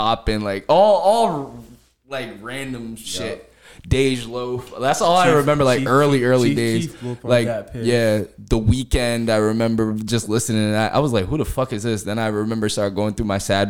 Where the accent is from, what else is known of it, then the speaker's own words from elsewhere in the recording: New Jersey, United States; also born or lived in Atlanta, Georgia; I was born in Jersey, lived in Atlanta, and then moved back to Jersey